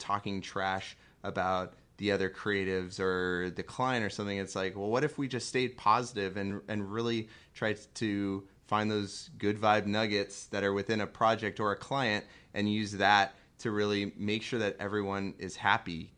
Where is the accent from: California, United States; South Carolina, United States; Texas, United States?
California, United States; moved away; also born or lived in San Diego / Chicago; growing up in California and living in San Diego and living in Chicago